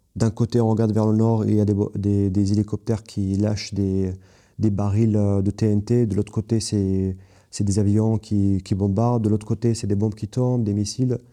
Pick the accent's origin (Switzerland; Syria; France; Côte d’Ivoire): Syria; Kobani, Aleppo Governorate; French is a second language; moved away as an adult; also born or lived in Istanbul, Turkey; je viens de Ain al arab qui est Kobani en kurde, euh, donc qui a un village kurde